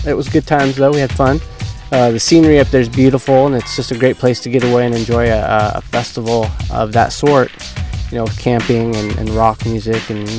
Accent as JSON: {"language": "English", "region": "Northern California", "country": "United States", "tie": "born or raised there", "lives_now": "San Diego, United States", "said": "I just moved here. I was born here, so I guess I can actually say I was from here. But I lived up in Northern California for most of my life."}